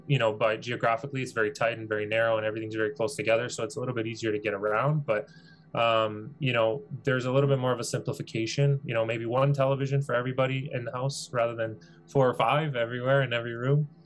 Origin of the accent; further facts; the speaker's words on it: Vaughan, Ontario, Canada; born and raised in Canada, born and raised in Vaughan, Ontario.